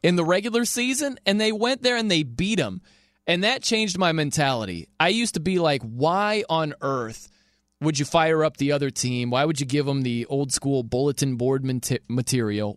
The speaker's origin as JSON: {"language": "English", "town": "South Bend", "region": "Indiana", "country": "United States", "said": "I am from South Bend, Indiana"}